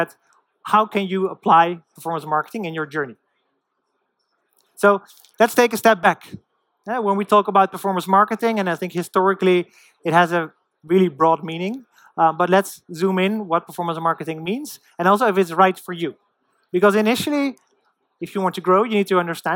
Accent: Netherlands; moved away; I'm from the Netherlands originally.

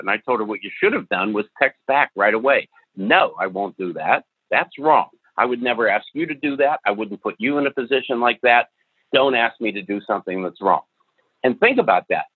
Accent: the North of the United States, United States; I was born and raised in the North of the United States, which is completely different from the South

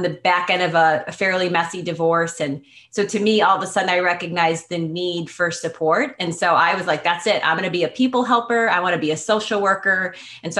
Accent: Schaumburg, Illinois, United States; I grew up in Schaumburg, which is a big suburb in Chicago

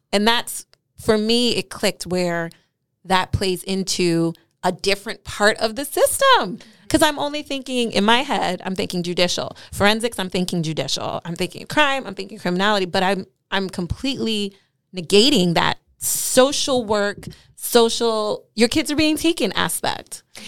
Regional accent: New York City, New York, United States; I'm a New Yorker

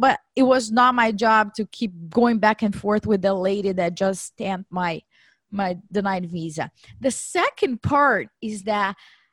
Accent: Brazil; moved away as an adult; now in United States; I was born and raised in Brazil

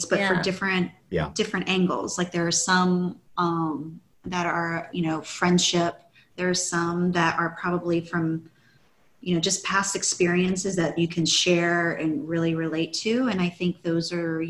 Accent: Maryland, United States; I grew up in the Maryland area

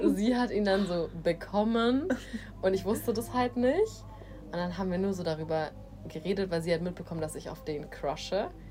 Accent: Germany; moved away as an adult; also born or lived in Asia

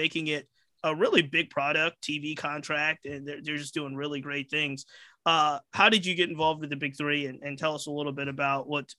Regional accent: Virginia, United States; I'm from Virginia

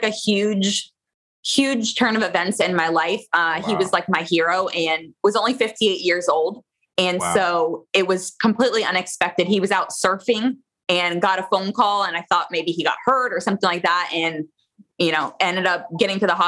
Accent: Florida, United States; I am a Florida girl. I was born and raised in Florida

